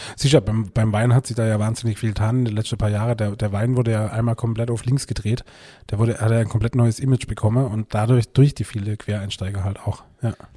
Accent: Baden-Württemberg, Germany; born or raised there

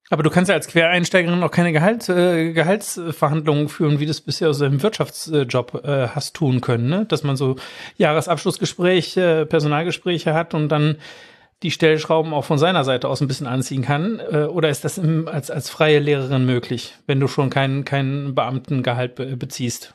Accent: Germany; bei uns in Deutschland

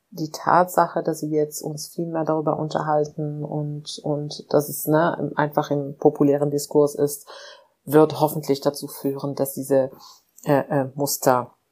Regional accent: Morocco; now in Germany; ich sage auch oft, ich bin in Marokko aufgewachsen, dort ähm, gibt es diese Sprüche wie hier, ne?

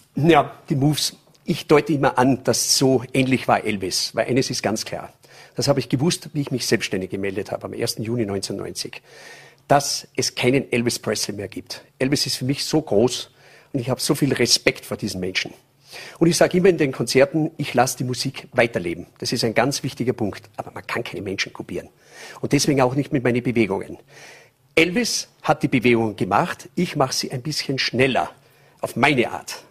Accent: St. Michael im Lungau, Salzburg, Austria; also born or lived in California / Las Vegas; aktuell in St. Michael im Lungau, das ist Salzburger Land. Da bin ich auch geboren

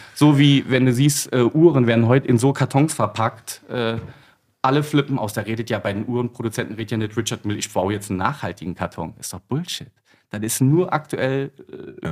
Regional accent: Piesport, Rhineland-Palatinate, Germany; bei uns in Peaceport

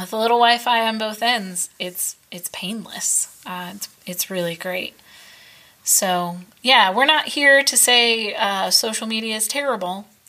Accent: United States; as an American

